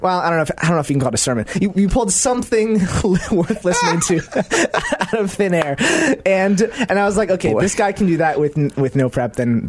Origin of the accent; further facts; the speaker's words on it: Salem, Oregon, United States; moved away as an adult; also born or lived in Chicago, Illinois; now in Chicago suburbs, United States; I was born and raised in Salem, Oregon.